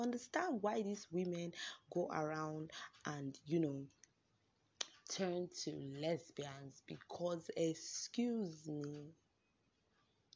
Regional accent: Nigeria; I'm a Nigerian woman

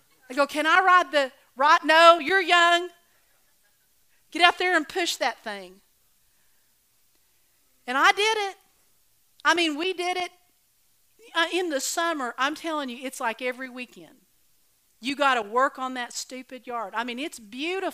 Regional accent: Oklahoma, United States; I was raised in Oklahoma

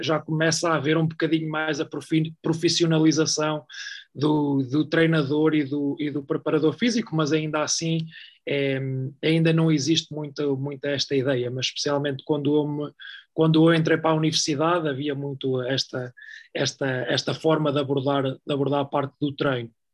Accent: Oliveira do Hospital, Centro, Portugal; moved away; also born or lived in Sweden; minha cidade natal, que é a Oliveira do Hospital

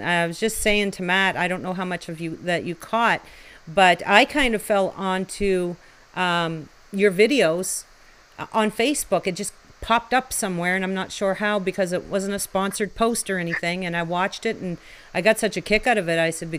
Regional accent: Chipman, New Brunswick, Canada; I'm from Chipman

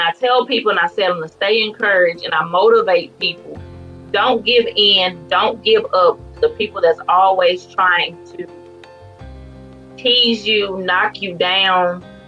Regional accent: Farmersville, Texas, United States; also born or lived in McKinney, Texas; am from Northeast Texas, um, in a town called Farmersville, and it's very little

